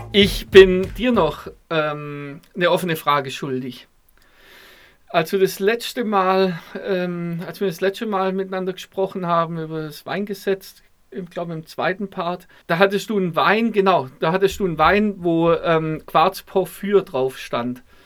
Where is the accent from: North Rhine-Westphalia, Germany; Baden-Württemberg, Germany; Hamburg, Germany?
Baden-Württemberg, Germany; Stuttgart; jetzt kommen wir beide aus Stuttgart